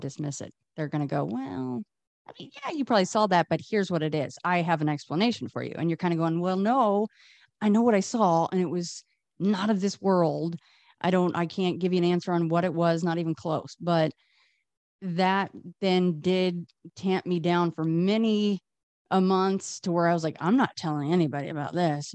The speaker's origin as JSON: {"language": "English", "town": "Las Vegas", "region": "Nevada", "country": "United States", "tie": "born or raised there", "said": "I grew up here in Vegas. I'm in Vegas now still."}